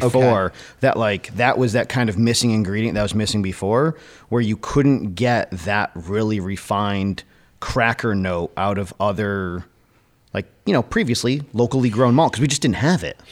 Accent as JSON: {"language": "English", "region": "Connecticut", "country": "United States", "tie": "born or raised there", "moved": "yes", "lives_now": "Littleton, New Hampshire, United States", "said": "growing up in Connecticut"}